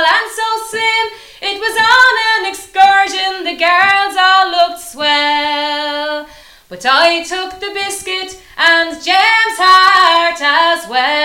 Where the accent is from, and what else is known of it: Dublin, Leinster, Ireland; accent: Dublin